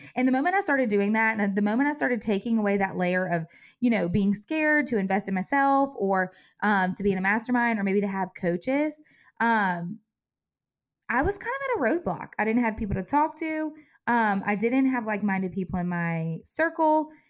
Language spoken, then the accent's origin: English; Covington, United States; my hometown, Covington